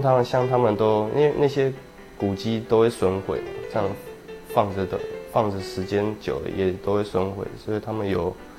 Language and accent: Chinese; Taiwan; moved away as an adult; now in Italy; 我是台湾来的